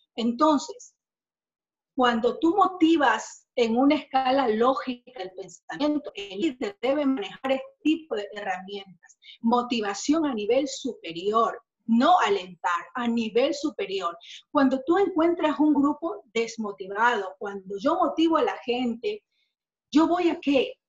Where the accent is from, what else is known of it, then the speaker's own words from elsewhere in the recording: Ecuador; acá en mi país, Ecuador